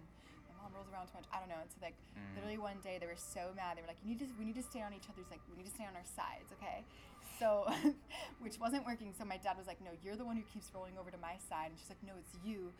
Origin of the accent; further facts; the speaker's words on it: Irvine, California, United States; also born or lived in Long Beach, California; We grew up in Irvine. I was born in Long Beach, but grew up in Irvine since I was like five. So basically Irvine, born and raised